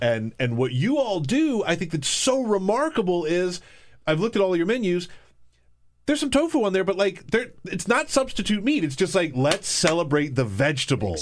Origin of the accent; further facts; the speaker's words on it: the South, United States; I come from the South